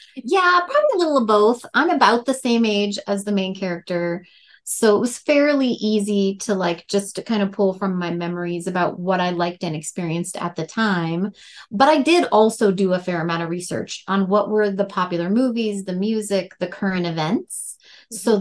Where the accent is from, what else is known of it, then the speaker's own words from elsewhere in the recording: North Dakota, United States; accent: Fargo; moved away as an adult; now in Colorado, United States; I pulled a lot of inspiration from my hometown and the areas around there. Um, I actually grew up in a trailer park